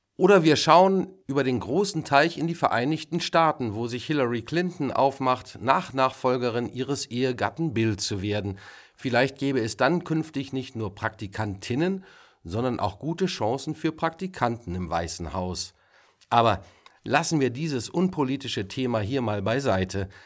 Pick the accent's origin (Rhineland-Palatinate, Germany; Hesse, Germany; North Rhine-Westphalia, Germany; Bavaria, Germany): Hesse, Germany; Waldeck-Frankenberg; bei uns in Waldeck-Frankenberg